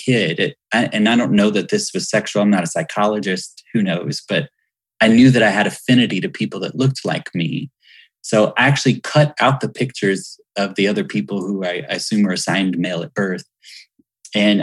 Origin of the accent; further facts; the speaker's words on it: Hueytown, Alabama, United States; I'm from Hueytown, Alabama